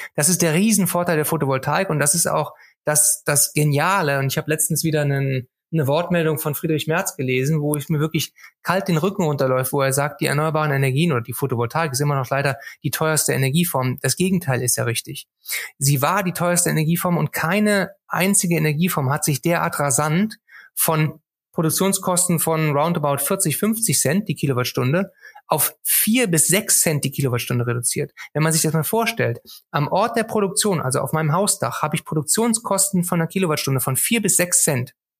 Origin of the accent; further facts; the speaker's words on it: Cologne, North Rhine-Westphalia, Germany; als Kölner tut es mir sehr, sehr weh